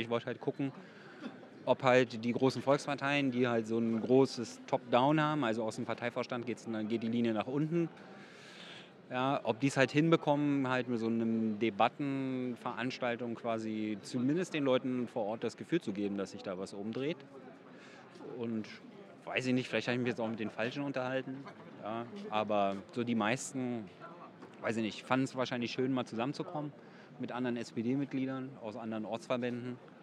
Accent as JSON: {"language": "German", "region": "Berlin", "country": "Germany", "tie": "born or raised there", "said": "in meiner Heimatstadt"}